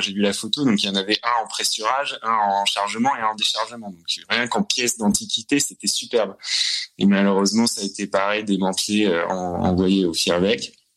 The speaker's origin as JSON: {"language": "French", "country": "France", "moved": "yes", "lives_now": "Corcova, Romania", "said": "moi, en tant que Français"}